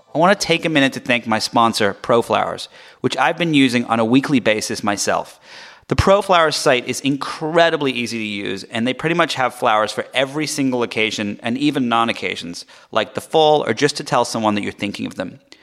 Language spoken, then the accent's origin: English; England, United Kingdom; moved away; I grew up in England.